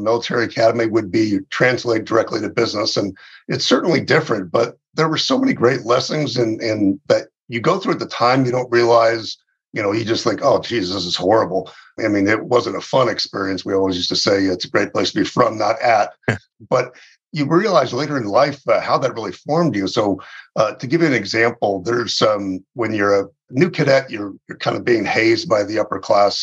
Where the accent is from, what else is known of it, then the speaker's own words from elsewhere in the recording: Southern California, United States; moved away as an adult; also born or lived in West Point, New York; now in Phoenix, United States; I grew up in Southern California, and so I was a Southern California kid